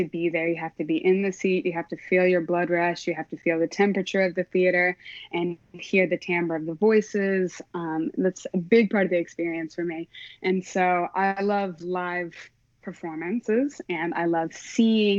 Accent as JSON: {"language": "English", "region": "Oklahoma", "country": "United States", "tie": "born or raised there", "said": "I am from Oklahoma. Yeah, born and raised. I lived in a suburb of Oklahoma City"}